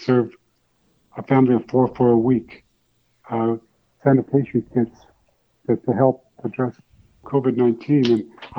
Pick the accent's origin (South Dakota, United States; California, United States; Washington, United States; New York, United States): South Dakota, United States; Pine Ridge; moved away; the people that have empowered me, the people, the Benny Kellys of my life, growing up in Pine Ridge